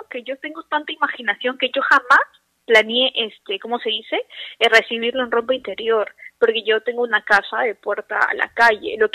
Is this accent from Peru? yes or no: yes; Lima, Peru; Lima, Lima.